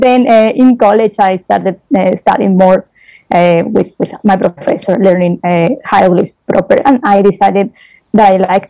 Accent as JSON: {"language": "English", "country": "Spain", "second_language": "English", "said": "I'm from Spain."}